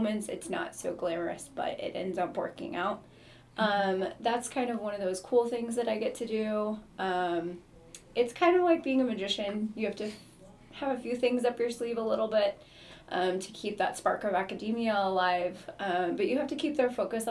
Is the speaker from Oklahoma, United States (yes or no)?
yes; Oklahoma, United States; moved away as an adult; now in Missouri, United States; I'm from Oklahoma, born and raised, came to Missouri for college